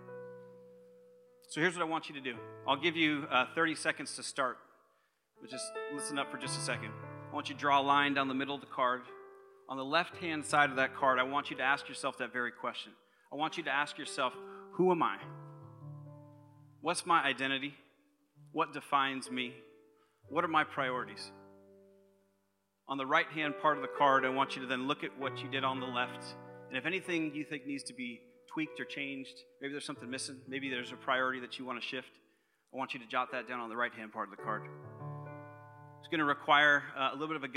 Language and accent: English; Concord, California, United States; I was born and raised right here in the Bay Area, not too far from here actually, just over Ignacio in Concord